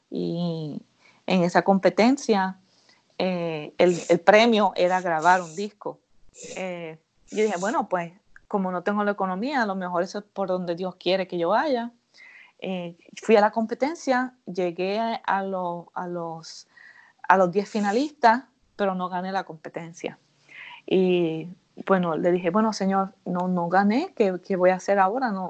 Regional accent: Puerto Rico; Yo soy de Puerto Rico

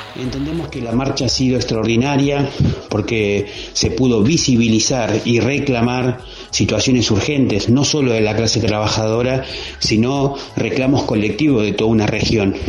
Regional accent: Patagonia, Neuquén, Argentina; nuestra región, una región que tiene una historia de lucha porque somos los pueblos de Carlos Fuente Alba, del Cutralcaso

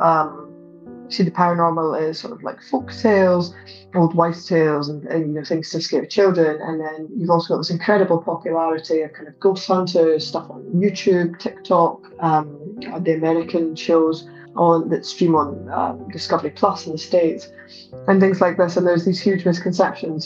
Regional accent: Livingston, Scotland, United Kingdom; also born or lived in Scottish Borders; I grew up partly between uh, Mid Calder and Livingston, where I'm originally from, and also a caravan park in the borders.

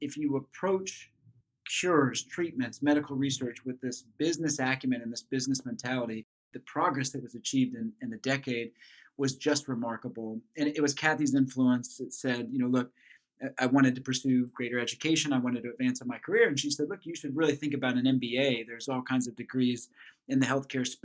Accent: Flint Hills of Kansas, United States; I grew up in the Flint Hills of Kansas

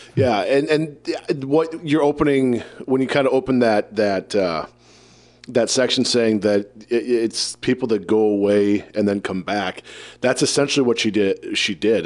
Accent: Iowa, United States; I'm from Iowa

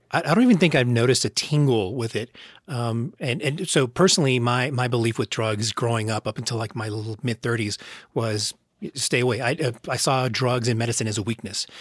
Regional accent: United States; I'm American

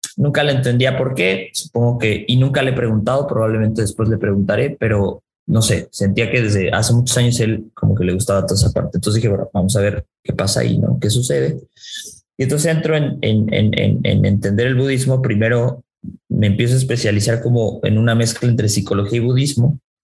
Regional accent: Mexico; yo soy más mexicano que, que el nopal y que la tortilla

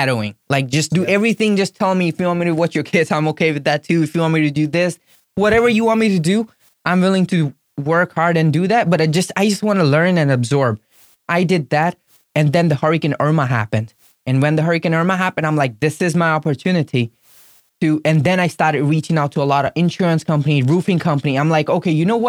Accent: India; English is a second language; moved away as an adult; now in Florida, United States; I was from India

